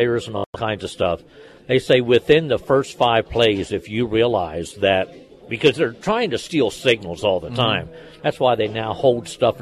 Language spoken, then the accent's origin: English; Fayetteville, Pennsylvania, United States; when I was a kid growing up in Fayetteville, Pennsylvania